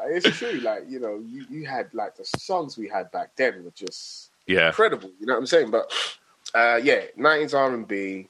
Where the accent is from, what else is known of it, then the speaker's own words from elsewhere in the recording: Nigeria; Even me being a Nigerian, my dad used to listen to reggae as well.